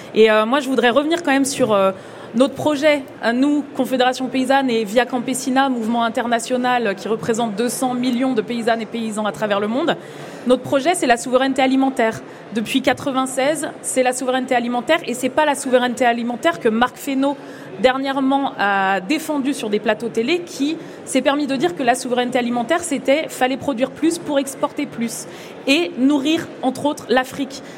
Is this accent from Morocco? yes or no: no; France; en tant que Français, en tant qu'Européens